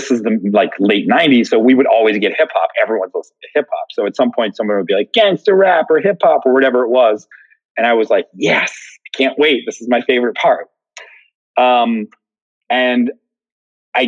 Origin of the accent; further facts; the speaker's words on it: outside of Philadelphia, Pennsylvania, United States; I grew up outside of Philly